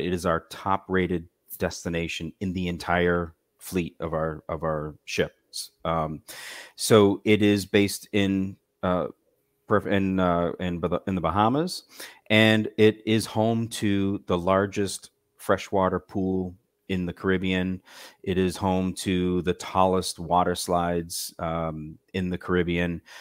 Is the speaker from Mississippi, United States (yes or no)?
no; Massachusetts, United States; moved away; also born or lived in South Florida; I'm originally from Massachusetts